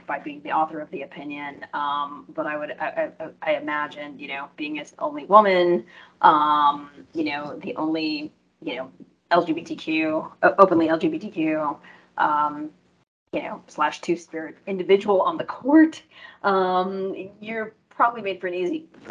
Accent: United States; as an American, who's born in this country

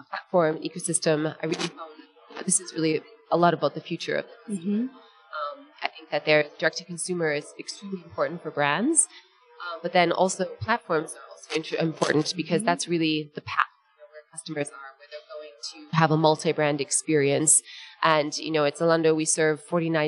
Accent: Wisconsin, United States; moved away as an adult; also born or lived in France / United Kingdom / Netherlands; I am from Wisconsin originally. I grew up in the U.S.

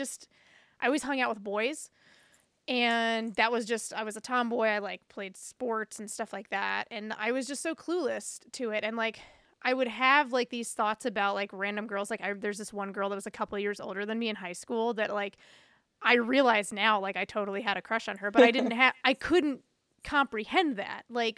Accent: the South, United States; And it was like growing up in the South, it's a lot of derogatory words that were used around queerness.

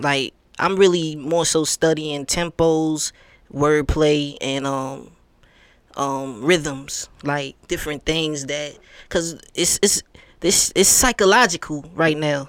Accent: New York, United States; now in Atlanta, United States; I'm from New York, so everybody used to come to our state

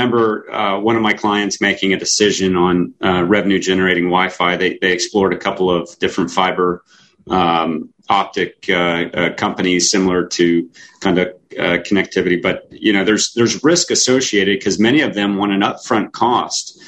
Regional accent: Florida, United States; I am from Florida

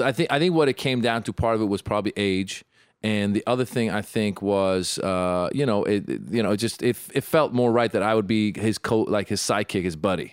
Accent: Bay Area, California, United States; I'm from the Bay Area

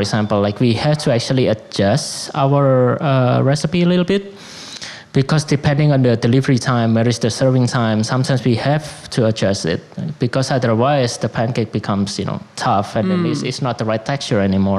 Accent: Surabaya, East Java, Indonesia; moved away as an adult; also born or lived in Chicago; now in New York, United States; growing up in Indonesia

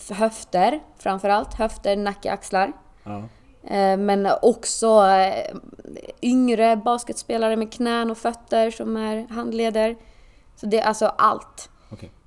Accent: Åland, Finland; eftersom att jag kommer från Åland som {S0} tillhör ja. Finland

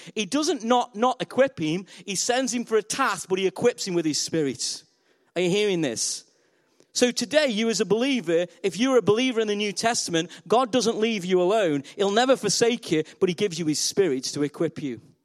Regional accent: Stoke-on-Trent, West Midlands, United Kingdom; I'm from Stoke on Trent. We're known as clay people.

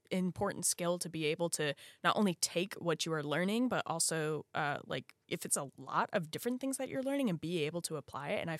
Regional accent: Virginia, United States; even in my home state of Virginia, it is hard to start a business.

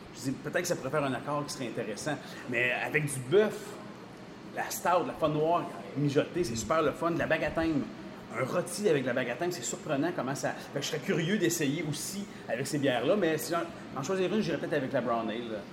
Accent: Sherbrooke, Quebec, Canada; now in Rivière-du-Loup, Canada; je ne suis pas de la région. je viens de Sherbrooke

